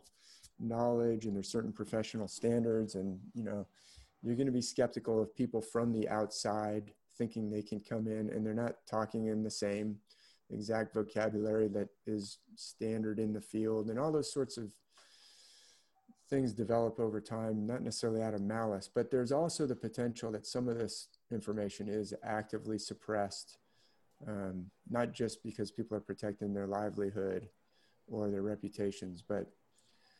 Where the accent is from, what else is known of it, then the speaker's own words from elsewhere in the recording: San Francisco, California, United States; also born or lived in San Mateo; when I was growing up in San Francisco, they had them in like the Golden Gate Park.